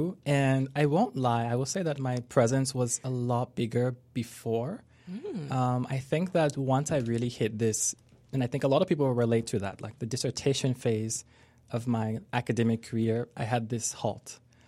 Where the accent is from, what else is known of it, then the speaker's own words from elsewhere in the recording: Lebanon; also born or lived in France / Spain / Morocco; So I come from a really diverse background. So growing up in Lebanon, also in France, sometime in Spain and Morocco. So I've been around a lot.